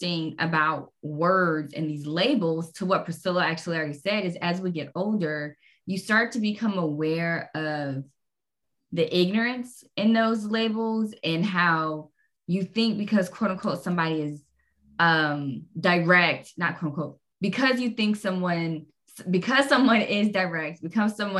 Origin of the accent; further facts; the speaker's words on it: Jacksonville, Florida, United States; moved away; we were raised in Jacksonville, Florida.